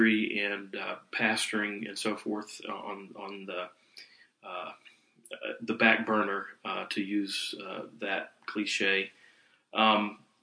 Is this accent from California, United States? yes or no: no; South Carolina, United States; I was born in North Carolina, and I was reared in South Carolina.